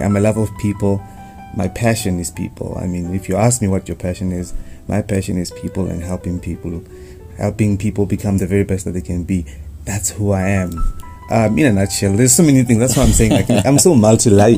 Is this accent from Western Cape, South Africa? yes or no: no; Vleifontein, Limpopo, South Africa; I come from Vleifontein, not Vleifontein.